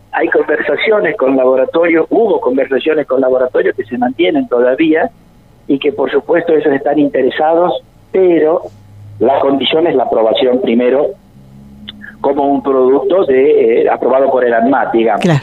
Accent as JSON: {"language": "Spanish", "town": "Freire", "region": "Araucanía", "country": "Chile", "tie": "born or raised there", "moved": "yes", "lives_now": "Córdoba", "said": "siempre les digo que yo estoy en Córdoba, pero no soy de Córdoba soy de Freire"}